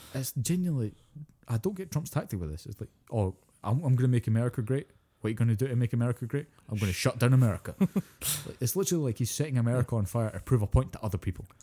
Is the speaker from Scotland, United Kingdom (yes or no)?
yes; Scotland, United Kingdom; I'm Scottish.